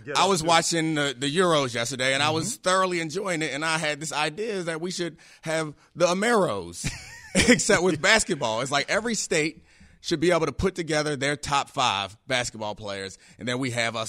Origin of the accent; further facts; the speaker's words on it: Maryland, United States; also born or lived in England; I'm from Maryland.